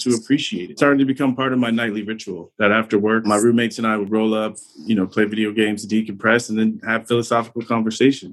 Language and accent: English; San Diego, California, United States; I grew up in San Diego, so growing up in Southern California, it was all around